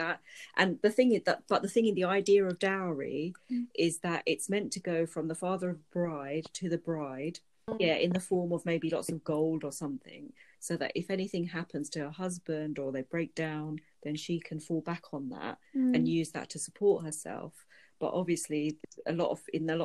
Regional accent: Pakistan; now in United Kingdom; my home country, Pakistan

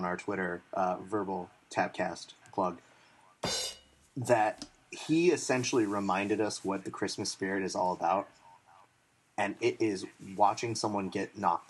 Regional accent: United States; as an American

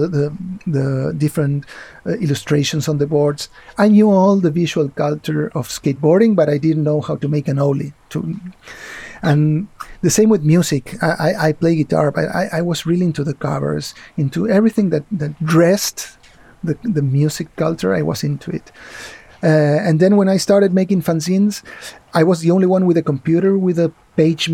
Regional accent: Argentina; moved away as an adult; also born or lived in Spain; now in Barcelona, Spain; I grew up in Argentina

